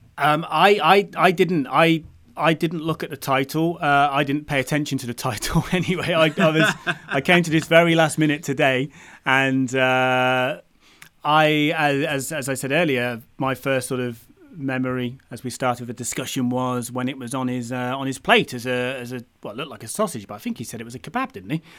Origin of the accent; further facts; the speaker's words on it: United Kingdom; being a Brit grown, growing up in the U K